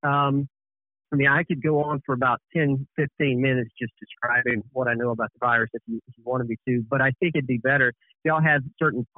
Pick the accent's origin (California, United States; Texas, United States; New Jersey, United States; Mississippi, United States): Mississippi, United States; Calhoun County; moved away; I grew up in Calhoun County